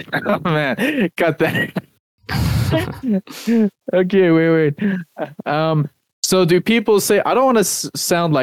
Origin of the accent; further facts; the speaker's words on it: South Africa; I'm from South Africa